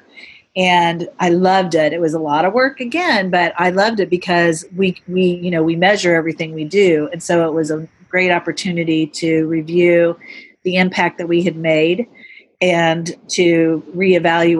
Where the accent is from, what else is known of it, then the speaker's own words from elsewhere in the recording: Indiana, United States; moved away as an adult; also born or lived in New York City; now in Indianapolis, United States; I grew up in Indiana, but I moved to New York City